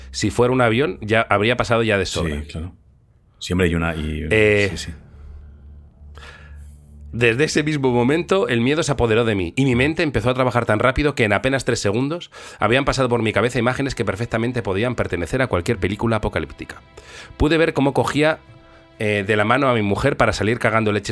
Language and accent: Spanish; Seville, Andalusia, Spain; soy de Sevilla